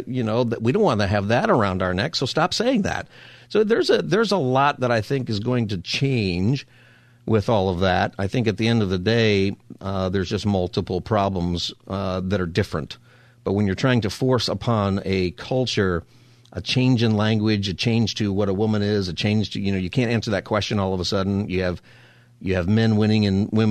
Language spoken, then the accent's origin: English; Palmdale, California, United States; also born or lived in Upland, California; I grew up in Palmdale